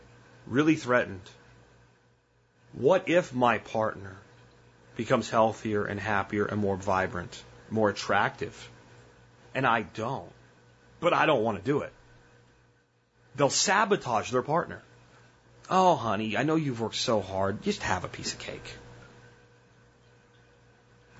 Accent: New Jersey, United States; moved away

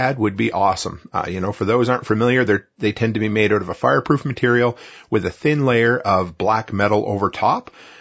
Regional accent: Nova Scotia, Canada; moved away; I grew up on the East Coast in rural Nova Scotia

